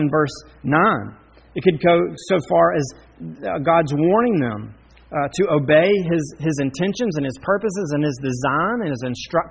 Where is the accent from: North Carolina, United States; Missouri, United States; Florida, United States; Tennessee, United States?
North Carolina, United States; Charlotte; I grew up in Charlotte